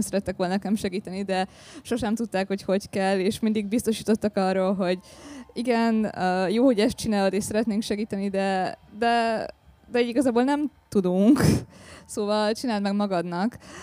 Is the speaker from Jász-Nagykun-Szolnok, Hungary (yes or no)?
no; Debrecen, Hajdú-Bihar, Hungary; moved away as an adult; also born or lived in Upper Tisza region village / Great Hungarian Plain; now in Budapest, Hungary; Debrecenben volt az én gyerekkoromnak, meg kamaszkoromnak a nagy része